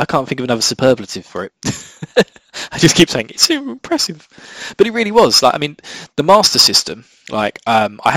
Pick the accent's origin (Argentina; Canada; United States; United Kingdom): United Kingdom; Essex, East of England; accent: Essex; where I'm from in the UK, my local dialect. I'm from Essex, and we have in Essex what's called a lazy tongue